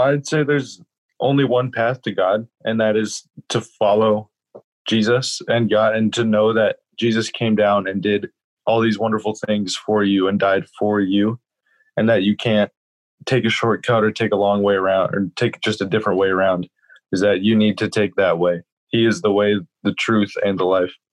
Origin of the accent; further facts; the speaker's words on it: Encinitas, California, United States; also born or lived in Grand Rapids, Michigan; I am from Encinitas, California. I actually grew up in this church